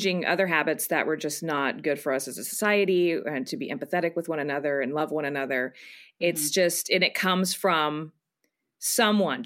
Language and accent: English; Texas, United States; I'm Mexican Tech. Like I'm Texan.